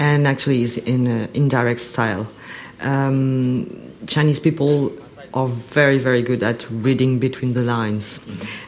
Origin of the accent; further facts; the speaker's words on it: France; moved away as an adult; also born or lived in Paris, France / United States; now in Shanghai, China; I was born and raised in France, lived for many years, almost 18 years in Paris, 2 years in US, and I've been in Shanghai for 7 years.